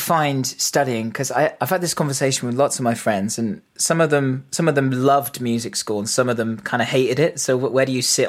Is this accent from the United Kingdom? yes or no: yes; Reading, South East England, United Kingdom; I mean, I always feel super lucky growing up in Reading. It sounds kind of similar to, you know, Edmonton in a way, in that it was quite industrial